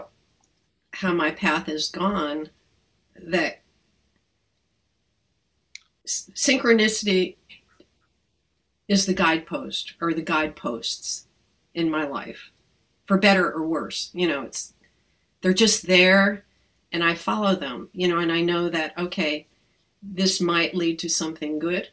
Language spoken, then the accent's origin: English; Hudson Valley, New York, United States; I grew up in the Hudson Valley